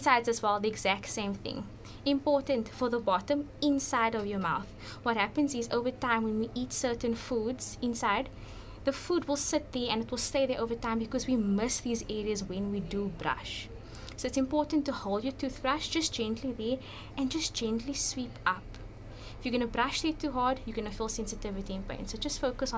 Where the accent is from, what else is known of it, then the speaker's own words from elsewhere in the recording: Cape Town, Western Cape, South Africa; I grew up in Mitchells Plain